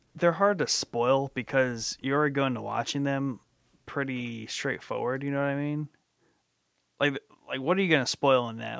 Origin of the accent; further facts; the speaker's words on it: Snow Belt, United States; moved away as an adult; I grew up in the Snow Belt